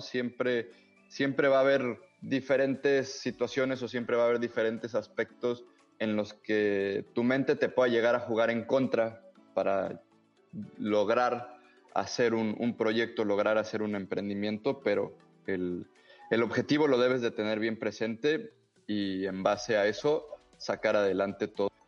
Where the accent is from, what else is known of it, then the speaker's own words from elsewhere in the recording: Mexico; a mí como mexicano